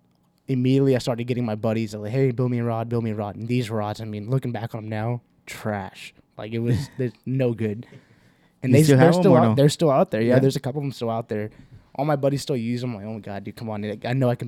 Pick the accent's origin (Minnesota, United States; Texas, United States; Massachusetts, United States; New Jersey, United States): Texas, United States; Houston; we're from Houston, have a bunch of family down in Harlingen